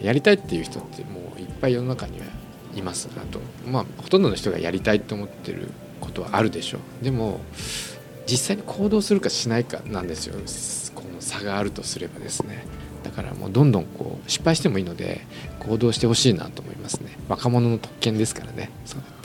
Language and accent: Japanese; Fukuoka, Japan; also born or lived in Kobe; 福岡出身で